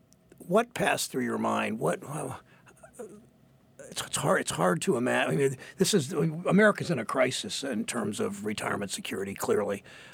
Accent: Mansfield, Ohio, United States; my hometown of Mansfield, Ohio.

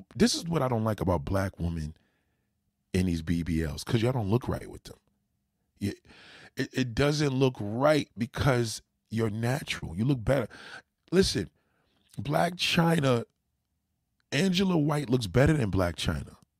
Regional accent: New York, United States; as a New Yorker

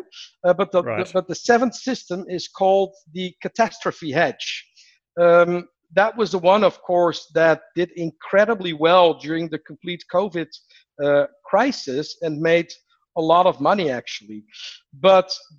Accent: Netherlands; moved away; I'm from the Netherlands originally

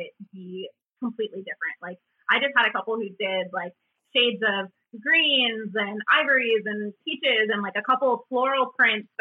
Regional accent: Charlotte, North Carolina, United States; so I'm kind of from all over the place, but I grew up here in Charlotte for the most part.

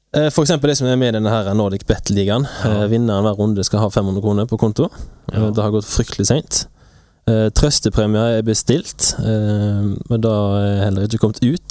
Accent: Bømlo, Vestland, Norway; moved away; Jeg har vært hjemme på Bømlo

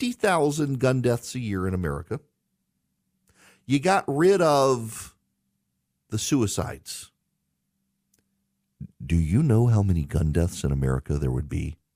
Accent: Dubai, United Arab Emirates; also born or lived in Jackson, Louisiana, United States; So as a kid, I grew up in I grew up in Dubai, but would come home to the town where I lived until I was 5 years old. It's called Jackson, Louisiana.

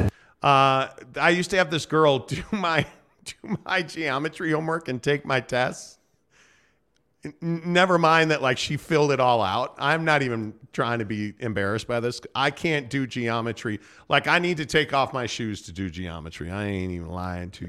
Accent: Chicago, Illinois, United States; now in Utah, United States; I grew up in Chicago

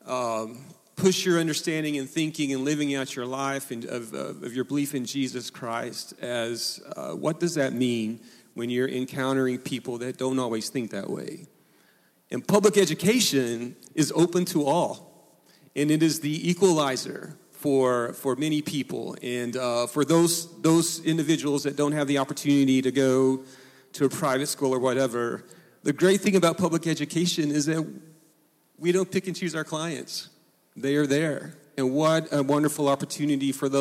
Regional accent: Oklahoma, United States; I went to a little small school where I grew up in Oklahoma

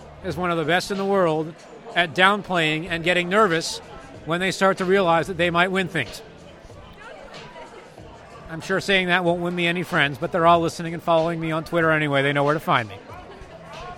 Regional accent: United States; we're American

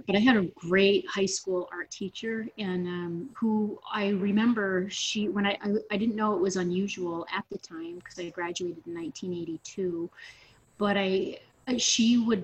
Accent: Swanzey, New Hampshire, United States; also born or lived in Keene, New Hampshire; I'm a native New Hampshireite, and I was born in Keene, and raised in Swansea, and we were kind of out in the woods

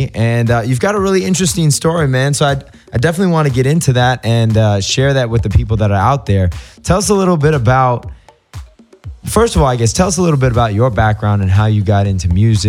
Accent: San Francisco, California, United States; moved away; I'm from San Francisco, born and raised

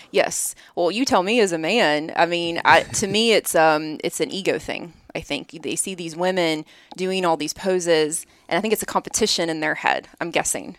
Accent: Birmingham, Alabama, United States; moved away as an adult; now in Columbus, United States; I'm from Birmingham

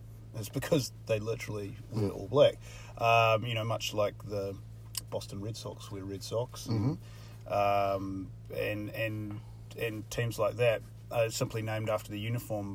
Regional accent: New Zealand; as a New Zealander

